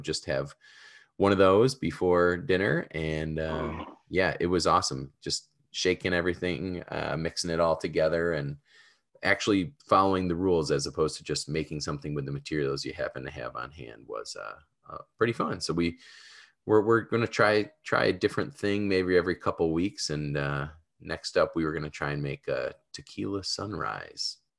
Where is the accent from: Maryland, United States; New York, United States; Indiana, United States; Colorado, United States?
New York, United States; Buffalo; moved away; I'm from Buffalo